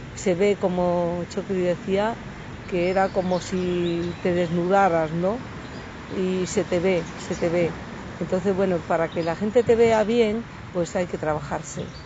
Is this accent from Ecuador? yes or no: no; Asturias, Spain; moved away; also born or lived in Madrid / Málaga; Yo nací en un pueblo en Asturias, era un pueblo pequeño, me fui a vivir a Madrid